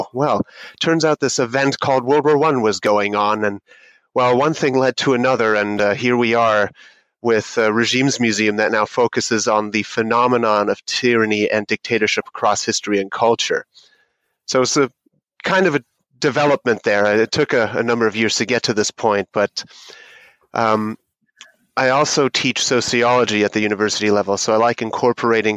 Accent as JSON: {"language": "English", "country": "Germany", "moved": "yes", "said": "I am actually originally from Germany. I still speak it, and it's one of the subjects that I teach at the university."}